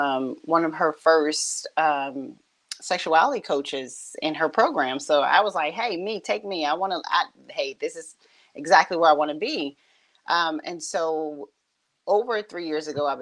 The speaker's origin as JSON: {"language": "English", "town": "Richmond", "region": "Virginia", "country": "United States", "tie": "born or raised there", "said": "I grew up and born and raised kind of in the same area. I'm right here in Southside, Richmond, Virginia"}